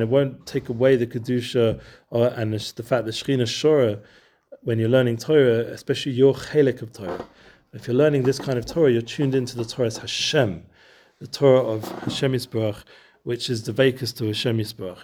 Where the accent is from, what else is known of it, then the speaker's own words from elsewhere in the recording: Edgware, London, United Kingdom; now in Efrat, Israel; where I grew up in Edgeware